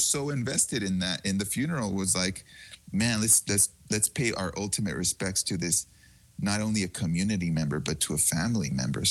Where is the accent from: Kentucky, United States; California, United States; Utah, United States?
California, United States; Huntington Park; I grew up in Huntington Park